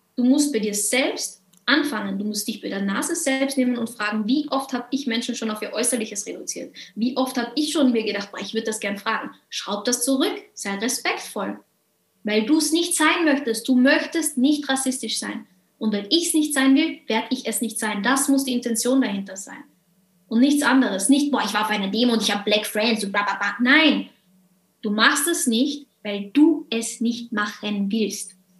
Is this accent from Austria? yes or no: yes; Carinthia, Austria; dass Mama und Papa hier sind und Immigranten waren und ich aber hier geboren bin